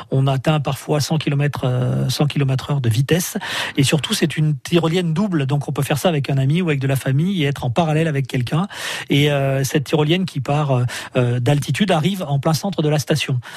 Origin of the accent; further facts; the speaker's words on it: Auvergne-Rhône-Alpes, France; moved away; Alors moi je suis moitié berné, moitié auvergnat.